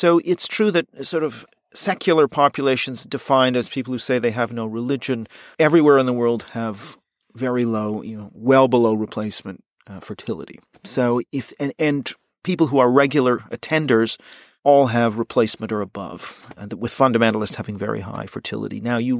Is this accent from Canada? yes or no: yes; Canada; And I, of course, being Canadian, I think I know Canada fairly well.